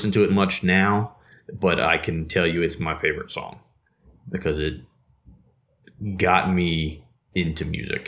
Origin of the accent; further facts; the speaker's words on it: New Jersey, United States; now in Georgia, United States; I grew up in New Jersey